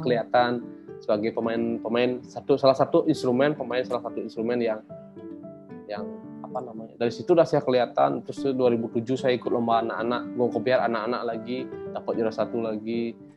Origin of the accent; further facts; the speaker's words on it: Batuan, Bali, Indonesia; saya itu, eh, lahir di Desa Batuan, di desa yang penuh dengan kesenian